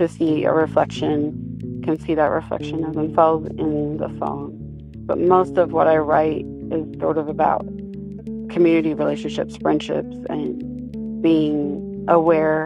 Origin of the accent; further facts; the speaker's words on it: Citizen Potawatomi Nation, Oklahoma, United States; now in Emporia, United States; I am from the Citizen Potawatomi Nation in Oklahoma, and I currently live in Osage and Kansas Territory here in Emporia, Kansas.